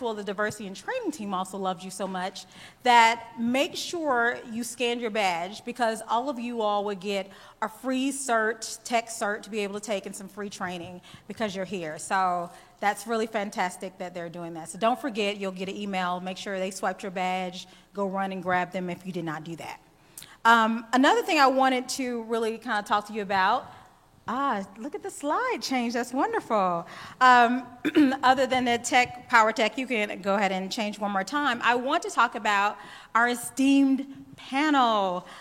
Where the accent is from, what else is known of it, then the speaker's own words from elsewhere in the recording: the South, United States; accent: drawl; now in Atlanta, United States; I am from the South. I live in Atlanta, so I'm on East Coast time. And yes, you've probably heard my drawl.